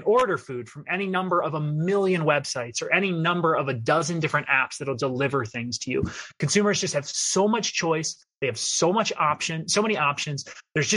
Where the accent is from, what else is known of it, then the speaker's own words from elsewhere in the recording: outside Philadelphia, Pennsylvania, United States; moved away as an adult; also born or lived in Pittsburgh / San Francisco; now in Washington, DC, United States; I'm a city kid. I grew up outside Philadelphia